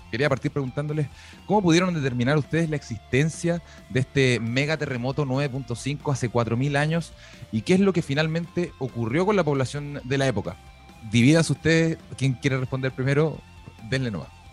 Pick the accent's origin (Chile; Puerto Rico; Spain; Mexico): Chile; Santiago, Santiago Metropolitan Region; uno que es santiaguino